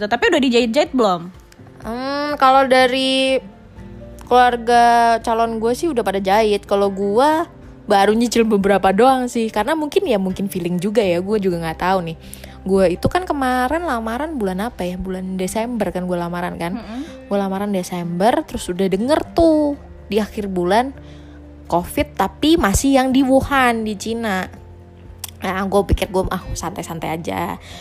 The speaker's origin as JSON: {"language": "Indonesian", "region": "Java", "country": "Indonesia", "said": "secara keluarga gue keluarga Jawa nih ya."}